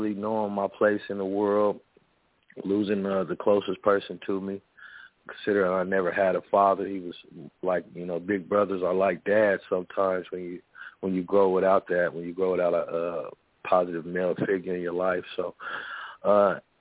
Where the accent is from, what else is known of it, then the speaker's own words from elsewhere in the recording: Topeka, Kansas, United States; that's where I'm from Central Topeka, from Central United States of America, from Kansas